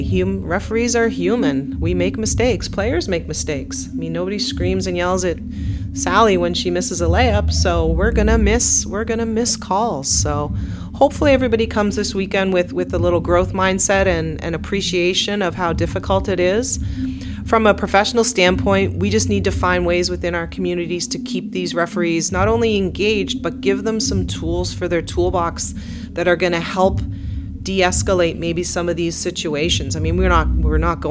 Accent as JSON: {"language": "English", "town": "Truro", "region": "Nova Scotia", "country": "Canada", "tie": "born or raised there", "moved": "yes", "said": "my hometown of Truro"}